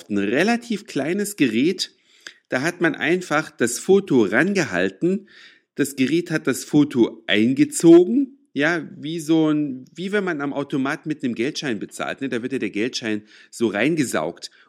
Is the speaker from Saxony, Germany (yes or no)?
yes; Saxony, Germany; now in Hamburg, Germany; Da, wo ich herkomme, aus Sachsen, da gibt's die Dinger in jedem Laden. In Hamburg schon ein bisschen schwieriger.